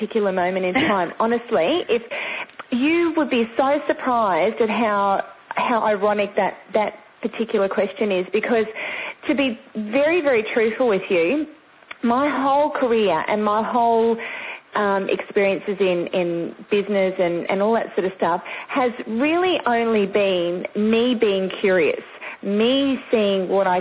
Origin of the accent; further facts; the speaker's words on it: Sunshine Coast, Queensland, Australia; I grew up actually on the Sunshine Coast, which is further north, mid-Queensland kind of thing, southeast Queensland. And I've spent most of my time here